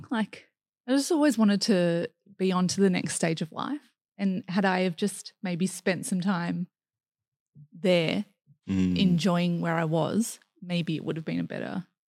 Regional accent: Grays Point, New South Wales, Australia; I really enjoyed growing up in Grays Point.

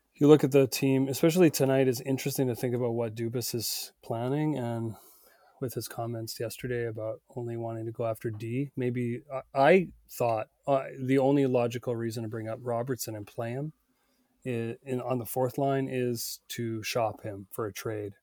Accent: Northern Ontario, Canada; also born or lived in British Columbia; now in Vancouver, Canada; I grew up in Northern Ontario and delivered the Sudbury Star

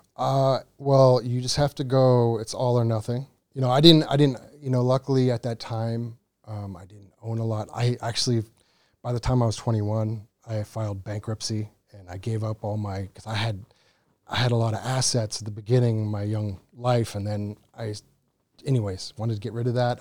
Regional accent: Cape Cod, Massachusetts, United States; moved away as an adult; now in Phuket, Thailand; from Cape Cod, Massachusetts

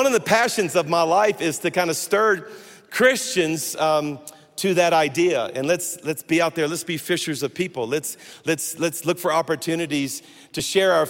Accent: South Louisiana, United States; I am a Cajun from South Louisiana.

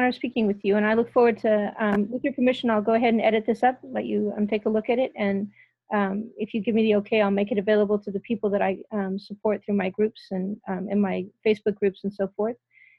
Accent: California, United States; I come from California

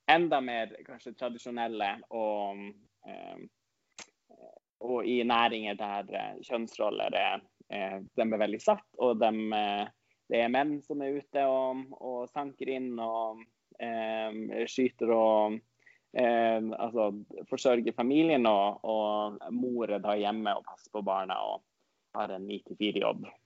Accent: Norway; first language Northern Sami; Siden jeg er samisk og snakker jo også samisk, eh, nordsamisk i morsmålet mitt

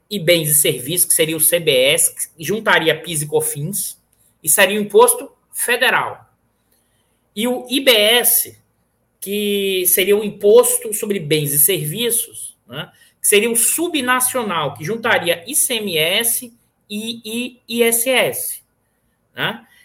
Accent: Bahia, Brazil; apesar de que sou baiano, mas meu pai é do interior da Bahia.

